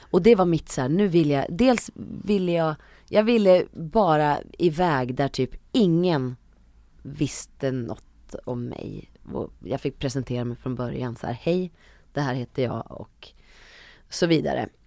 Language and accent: Swedish; Uppsala, Uppsala County, Sweden; Jag är ändå från Uppsala, det är ja. Sveriges fjärde största ja. stad